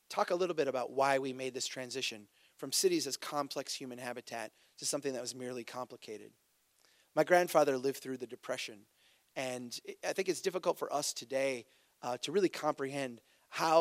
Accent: Brainerd, Minnesota, United States; Brainerd, my hometown

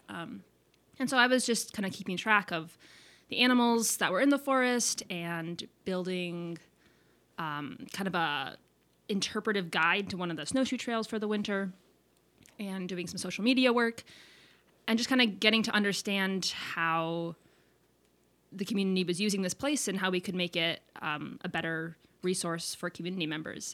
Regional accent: South Dakota, United States; I'm from South Dakota

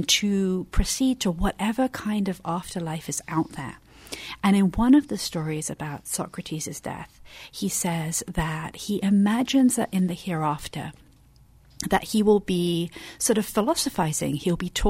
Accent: England, United Kingdom; moved away; So I'm from England.

